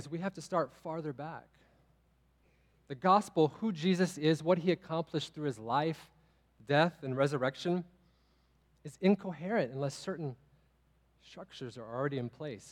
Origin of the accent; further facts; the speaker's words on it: Texas, United States; I'm from Texas as well.